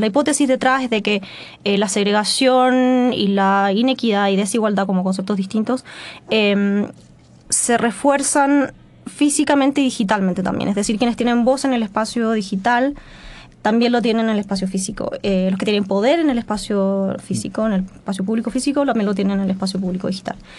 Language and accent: Spanish; Melipilla, Santiago Metropolitan Region, Chile; yo crecí en Melipilla